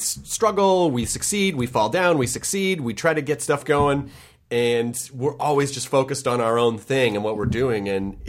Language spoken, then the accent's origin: English; Memphis, Tennessee, United States; like a lot of people that I grew up in Memphis with?